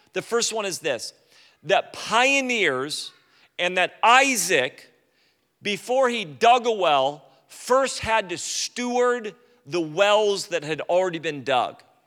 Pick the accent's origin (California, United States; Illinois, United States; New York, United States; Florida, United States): California, United States; I'm from California